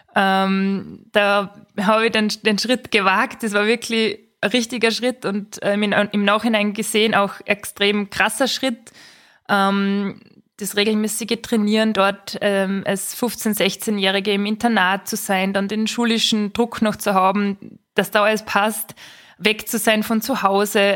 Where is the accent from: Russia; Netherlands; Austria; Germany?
Austria; Schladming, Styria; in meiner Heimat, also in meiner Heimatgemeinde, da sind einfach viele Sportevents so generell. Also Schladming kennt man ja auch vom Nachtslalom